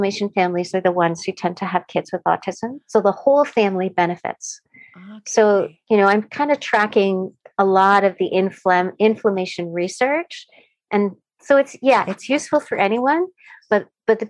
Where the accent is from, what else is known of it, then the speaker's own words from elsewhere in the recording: Canada; I'm a Canadian